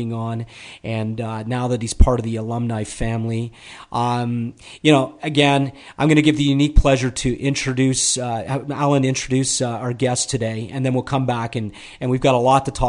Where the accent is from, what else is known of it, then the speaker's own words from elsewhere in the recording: Toronto, Ontario, Canada; I'm from Toronto